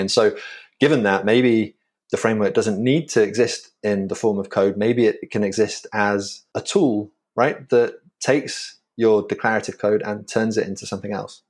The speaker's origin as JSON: {"language": "English", "town": "York", "region": "Yorkshire and the Humber", "country": "United Kingdom", "moved": "as an adult", "lives_now": "New York, United States", "said": "I, I hail originally from Old York in the U K."}